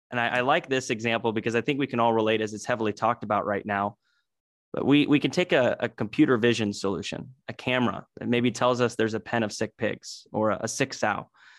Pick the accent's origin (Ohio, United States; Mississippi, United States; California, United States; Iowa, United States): Iowa, United States; Oskaloosa; also born or lived in Kinston, North Carolina; I was born in Kinston, North Carolina, although my family is traditionally from the Midwest. My dad was working for J.C. Howard, so he went over there in the 90s for that opportunity, and we moved back to Iowa. So I was in Southeast Iowa over in Oskaloosa, Pella area.